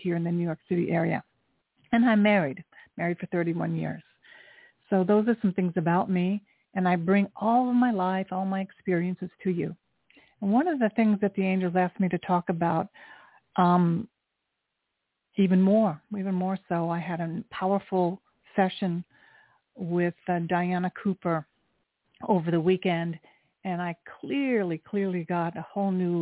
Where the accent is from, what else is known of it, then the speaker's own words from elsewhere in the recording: Japan; I was born in Japan. I am half Japanese.